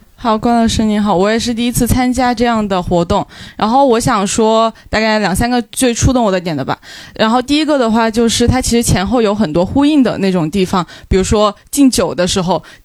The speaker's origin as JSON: {"language": "Chinese", "region": "Guizhou", "country": "China", "said": "因为我也是贵州人"}